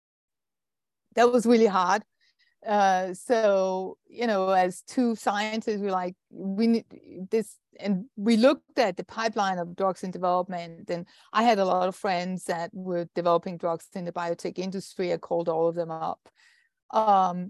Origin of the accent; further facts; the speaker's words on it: Denmark; I'm Danish, and I'm a scientist